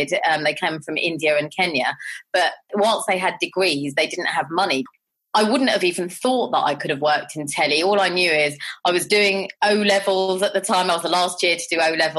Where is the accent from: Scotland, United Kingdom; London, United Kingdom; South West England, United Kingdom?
London, United Kingdom; I grew up in Southall and Harlesden